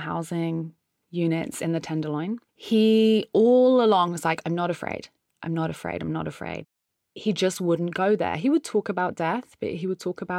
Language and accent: English; United Kingdom; now in San Francisco, United States; I'm a British artist who lives in San Francisco.